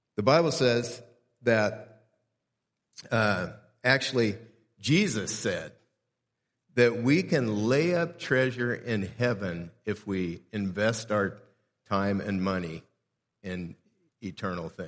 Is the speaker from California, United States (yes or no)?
yes; South Gate, California, United States; I grew up in Southgate, California, which is about eight and a half miles from downtown L